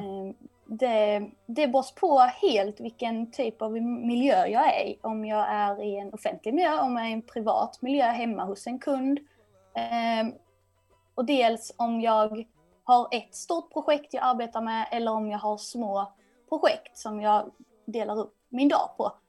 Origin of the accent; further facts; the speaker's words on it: Kristianstad, Skåne, Sweden; moved away as an adult; now in Stockholm, Sweden; där jag kommer ifrån i Kristianstad nere i Skåne